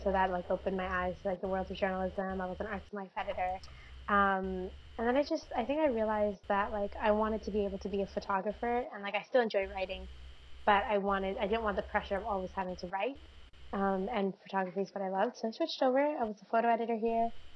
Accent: Canada; I'm first generation Canadian.

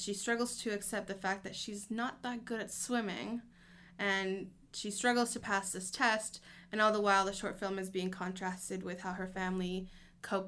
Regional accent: Colombia, Ontario, Canada; also born or lived in Edmonton, Alberta; now in Vancouver, Canada; I was born in Colombia, and my family and I moved to Canada when I was about 7 years old.

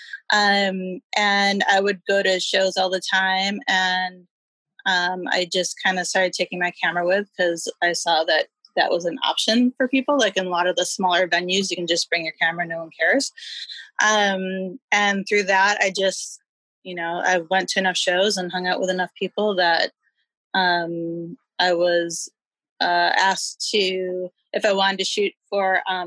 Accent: Milwaukee, Wisconsin, United States; moved away as an adult; now in Los Angeles, United States; I grew up in Milwaukee

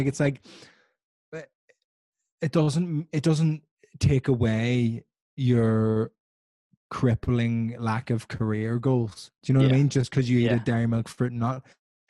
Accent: Belfast, Northern Ireland, United Kingdom; now in England; when I was growing up in Belfast, I always like really defined myself as being like the Italian guy.

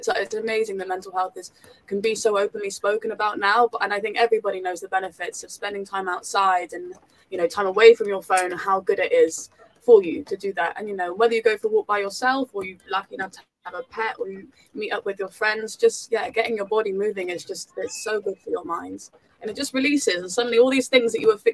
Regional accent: South Devon, South West England, United Kingdom; I was from South Devon

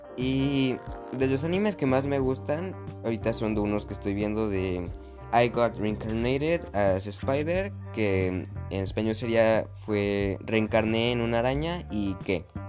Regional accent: Mexico; Yo vivo en México, soy mexicano de raíz y estoy orgulloso de serlo.

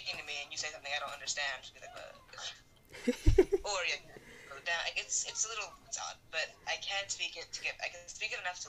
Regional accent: United States; I'm actually American, I think.

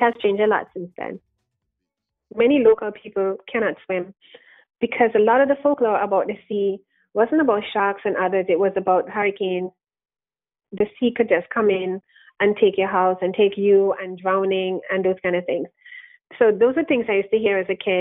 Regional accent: Antigua & Barbuda; I was born and raised in Antigua

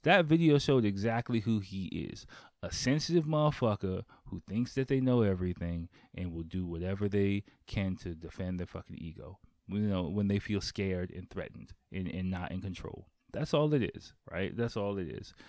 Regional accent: United States; moved away as an adult; now in Japan; I grew up in Chocolate City

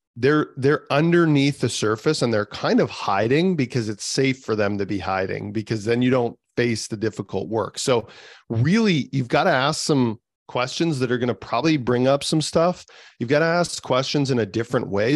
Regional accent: the center of Canada, central Canada, Canada; I'm from the center of Canada. Um, it's minus 30 here today.

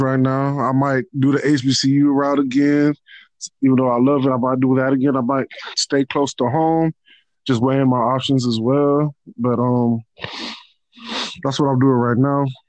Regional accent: Los Angeles, California, United States; also born or lived in Nigeria / Tallahassee, Florida; I was born in Nigeria, but um, I came to uh, America when I was about two years old. Was raised in uh, Los Angeles, California

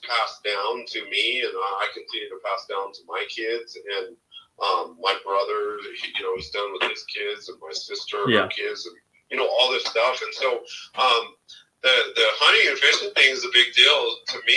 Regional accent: Denver, Colorado, United States; I grew up in South Denver, which is the hood here

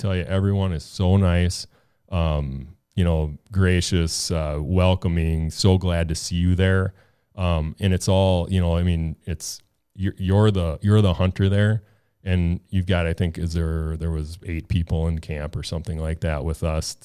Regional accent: Minnesota, United States; I am from Minnesota

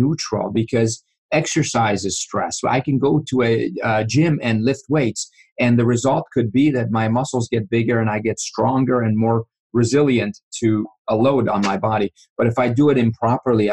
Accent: Iran; moved away; I grew up in Iran, and you know, I was 5 years old when the revolution started

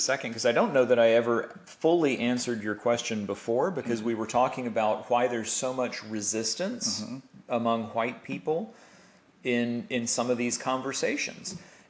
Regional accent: Southern United States, United States; when I think back to the way I was raised in the South as a white man

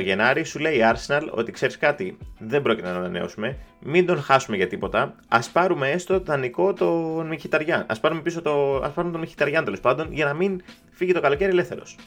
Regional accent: Greece; είμαι από Ελλάδα

